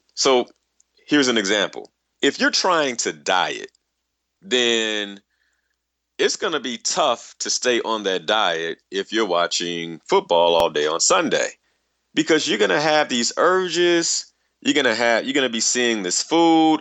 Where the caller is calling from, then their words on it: Dallas, Texas, United States; I'm calling from Dallas, Texas